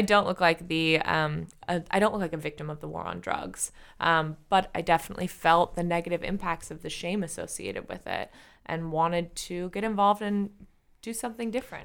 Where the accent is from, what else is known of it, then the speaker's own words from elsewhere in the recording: San Francisco, California, United States; I was raised in San Francisco by an alternative healer